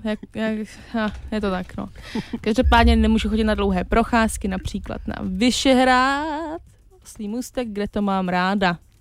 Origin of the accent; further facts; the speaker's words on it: Prague, Czechia; měla jsem babičku z Podvyšehradu a strávila jsem tam prostě dětství